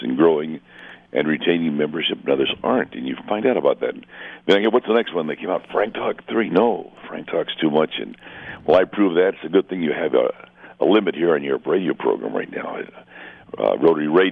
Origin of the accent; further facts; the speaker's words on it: Mexico border area, northern Mexico, Mexico; I was raised in the border area. I'm half American, half Mexican.